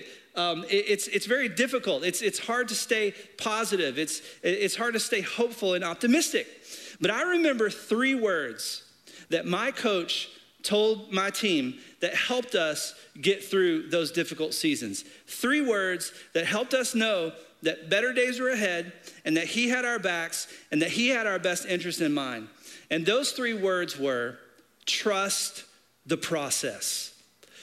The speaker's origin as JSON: {"language": "English", "region": "Arkansas", "country": "United States", "tie": "born or raised there", "said": "I'm from Arkansas. I grew up in a small town right outside of Little Rock"}